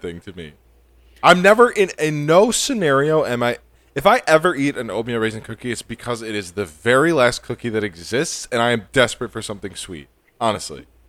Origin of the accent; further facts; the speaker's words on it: New York, United States; Born in, born and raised in New York, you know, I'm a New Yorker.